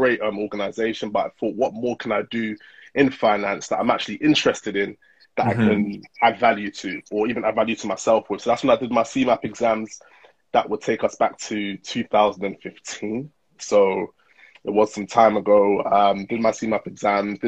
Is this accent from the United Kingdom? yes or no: yes; United Kingdom; born or raised there; also born or lived in Nigeria (ancestry)